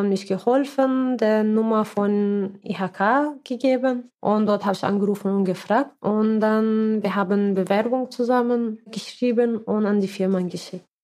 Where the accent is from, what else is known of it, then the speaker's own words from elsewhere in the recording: Syria; now in Mannheim, Germany; ich komme aus Syrien und äh, ich wohne hier in Mannheim, bin seit fast sechs Jahren in Deutschland